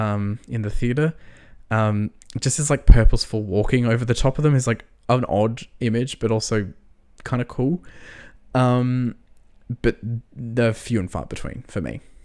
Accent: Australia; we're Australian, right? We don't get taught American history at school.

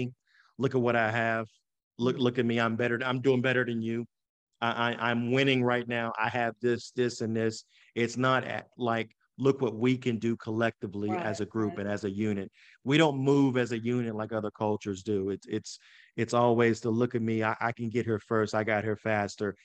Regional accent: West Virginia, United States; now in Pittsburgh, United States; growing up in West Virginia, there's a stereotype

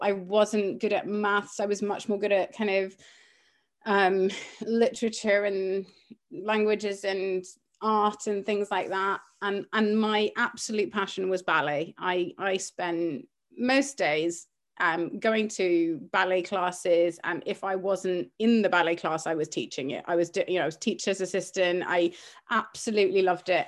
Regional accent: Cyprus; moved away; also born or lived in Cumbria; growing up in Cyprus at the time when I was, uh, kind of from the age of five

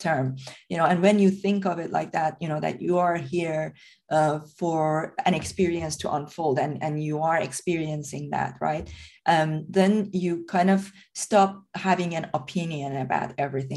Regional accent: Iran; moved away; I'm originally from Iran.

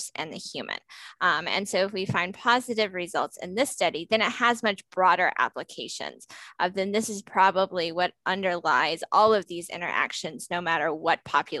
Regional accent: Alabama, United States; moved away as an adult; also born or lived in Florida; now in New Jersey, United States; I'm originally from Alabama. I did my undergraduate at Auburn University before going to Florida and then coming to the North

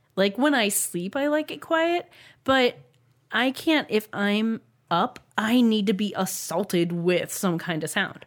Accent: United States; we are Americans

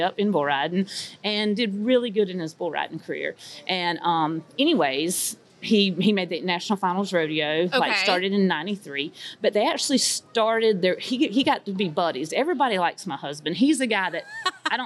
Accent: North Carolina, United States; we're from North Carolina, by the way, so we're not from Texas

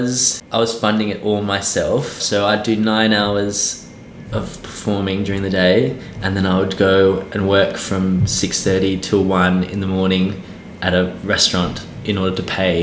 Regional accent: Tasmania, Australia; accent: Australian; first language English; moved away as an adult; now in London, United Kingdom; I grew up in the island off Australia called Tasmania, right down the bottom, so it's quite cold

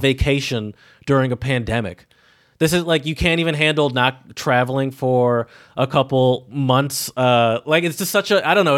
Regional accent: United States; as an American

